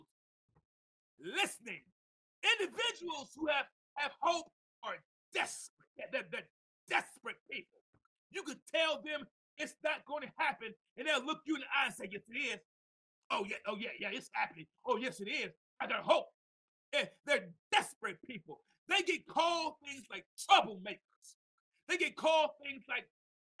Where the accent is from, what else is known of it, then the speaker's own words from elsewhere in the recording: Mount Vernon, New York, United States; also born or lived in Tuscaloosa, Alabama; I came from Mount Vernon, New York, to visit my grandmother in Tuscaloosa, Alabama